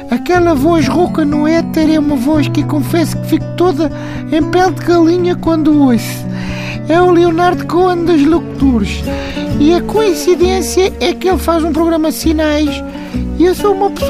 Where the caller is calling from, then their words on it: Montijo, Setúbal, Portugal; sou do Montijo.